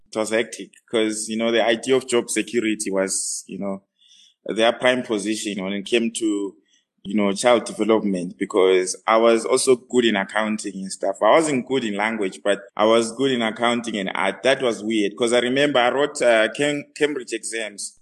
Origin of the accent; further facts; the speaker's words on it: Bulawayo, Zimbabwe; moved away as an adult; now in Johannesburg, South Africa; I was born in Bulawayo, Matabeleland.